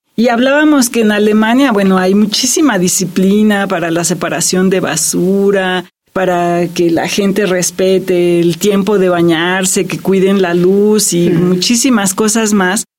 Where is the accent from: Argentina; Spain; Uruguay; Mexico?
Mexico; somos mexicanos